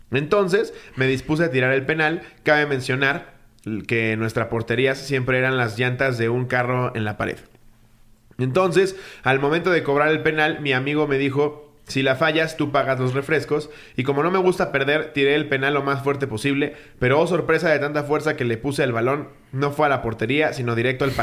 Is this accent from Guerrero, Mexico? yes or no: yes; Taxco, Guerrero, Mexico; lugar de donde soy, Taxco, solíamos salir a jugar a la calle.